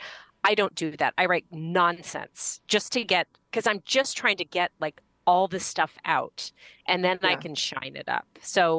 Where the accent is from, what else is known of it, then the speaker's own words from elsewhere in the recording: Los Angeles, California, United States; I grew up in Los Angeles